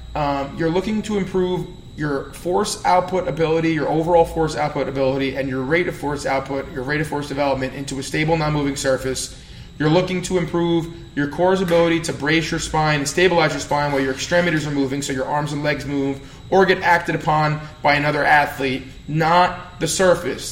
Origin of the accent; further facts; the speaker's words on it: New Jersey, United States; accent: Jersey; my Jersey accent